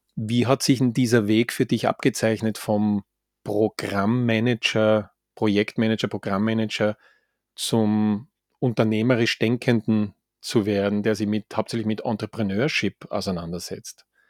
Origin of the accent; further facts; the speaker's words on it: Graz, Styria, Austria; now in Vienna, Austria; aus meiner Heimat Gemeinde, hätte ich jetzt fast gesagt, Heimatstadt Graz.